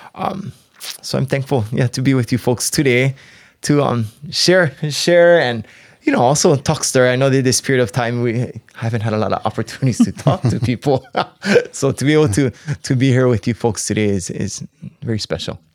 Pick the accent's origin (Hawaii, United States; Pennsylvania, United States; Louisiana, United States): Hawaii, United States; Maui; moved away as an adult; now in Hilo, United States; I was raised on Maui. Um, born and raised on Maui until I actually came here to Hilo.